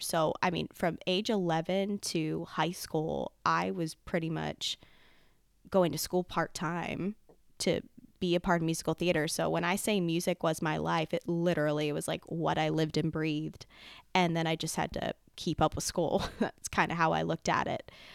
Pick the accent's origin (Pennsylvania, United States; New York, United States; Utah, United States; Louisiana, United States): Pennsylvania, United States; Lancaster; I grew up here in Lancaster, Pennsylvania, where I am residing again.